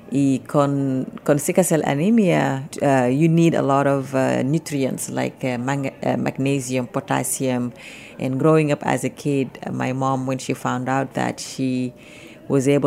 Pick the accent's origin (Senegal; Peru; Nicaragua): Senegal; Spanish is a second language; moved away; Eh, yo soy de Senegal